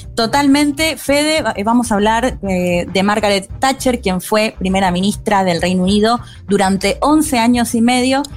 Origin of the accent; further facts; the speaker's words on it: Argentina; como argentinos y argentinas